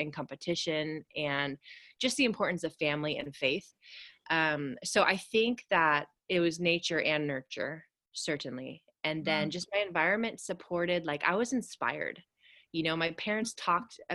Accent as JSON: {"language": "English", "region": "the Redwoods in Northern California", "country": "United States", "tie": "born or raised there", "said": "I grew up on acreage in the Redwoods in Northern California"}